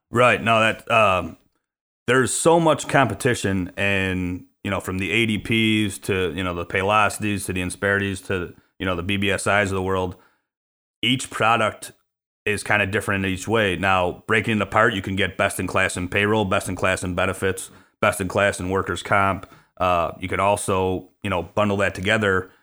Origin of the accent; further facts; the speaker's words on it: Chicago, Illinois, United States; born and raised on the south side of Chicago